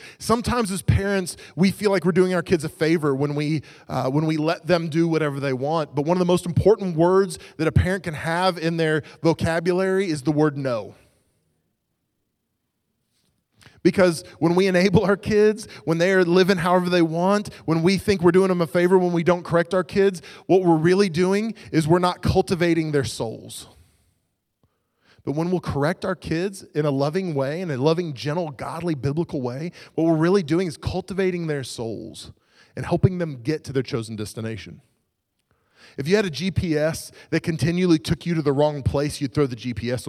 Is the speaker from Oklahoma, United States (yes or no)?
yes; Oklahoma, United States; I grew up in Oklahoma